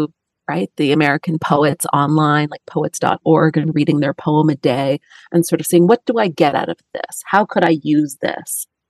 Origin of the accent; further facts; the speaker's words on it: Toronto, Ontario, Canada; I'm from Toronto, Canada